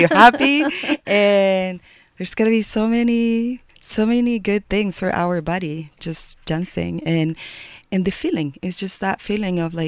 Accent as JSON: {"language": "English", "country": "Chile", "tie": "born or raised there", "moved": "yes", "lives_now": "Boulder, United States", "said": "I'm from Chile"}